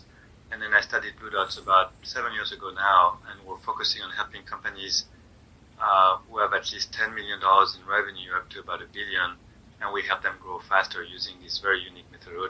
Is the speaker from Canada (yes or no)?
no; France; also born or lived in Germany; now in United States; I am from France originally. Although we moved a lot, my dad was in the military, so I was born in Germany, and then we moved a lot.